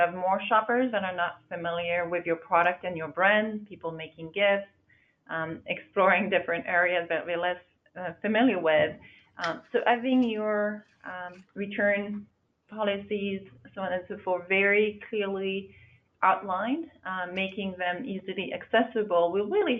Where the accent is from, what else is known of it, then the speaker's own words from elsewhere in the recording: France; I'm from France.